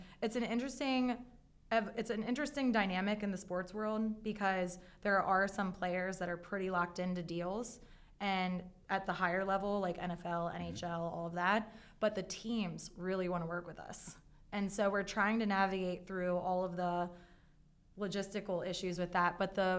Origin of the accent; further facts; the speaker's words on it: Baltimore, Maryland, United States; accent: Baltimore; You're going to hear my Baltimore accent.